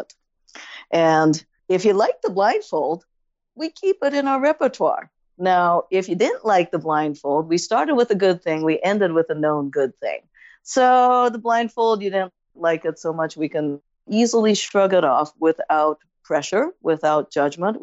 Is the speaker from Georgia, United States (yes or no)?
no; San Francisco, California, United States; I'm from San Francisco and we're known for our bread.